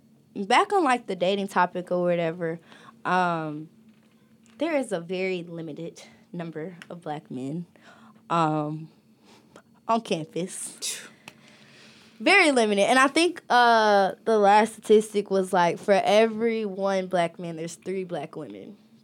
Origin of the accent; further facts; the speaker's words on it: Pennsylvania, United States; I'm from Pennsylvania.